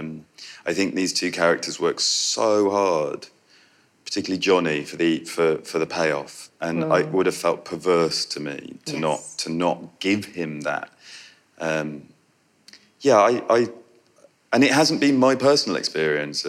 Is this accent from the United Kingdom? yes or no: yes; Yorkshire and the Humber, United Kingdom; I'm from Yorkshire